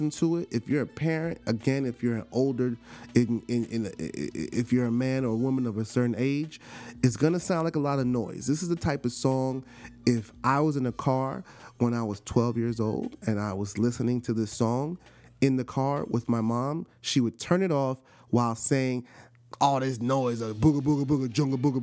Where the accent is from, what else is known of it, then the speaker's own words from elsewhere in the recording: New York, United States; I'm from New York